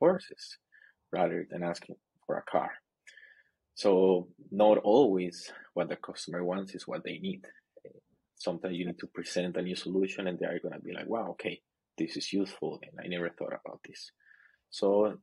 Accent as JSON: {"language": "English", "country": "Costa Rica", "moved": "as an adult", "lives_now": "China", "said": "I'm originally from Costa Rica, but I live in China. China is my new home"}